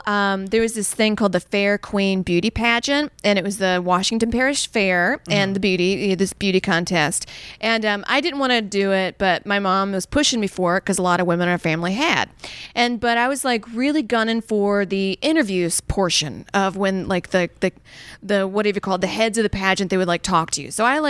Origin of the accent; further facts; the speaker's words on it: Saudi Arabia; because growing up in Saudi at the time, we just had powdered milk and like no ice cream.